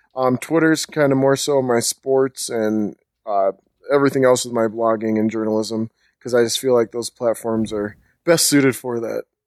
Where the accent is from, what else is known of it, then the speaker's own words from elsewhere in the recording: Minnesota, United States; also born or lived in Bahamas; I was born in the Bahamas, and I went to, uh, school, elementary, middle school, high school in Minnesota.